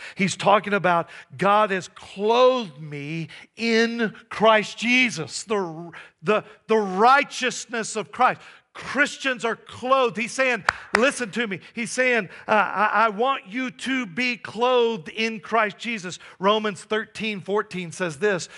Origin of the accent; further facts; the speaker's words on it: Texas, United States; now in Johnstown, United States; I grew up in Texas, and we go back every once in a while to visit family.